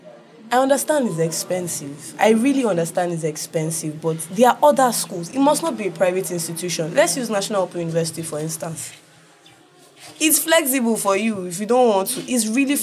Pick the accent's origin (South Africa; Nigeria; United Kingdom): Nigeria; being a Nigerian